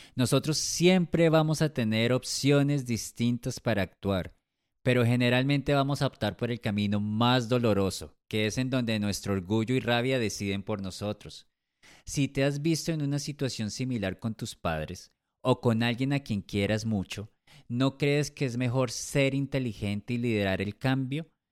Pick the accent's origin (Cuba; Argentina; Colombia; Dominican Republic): Colombia; Nací en Colombia hace 41 años